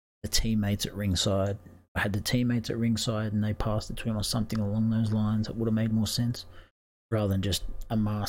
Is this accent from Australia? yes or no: yes; Australia; as an Australian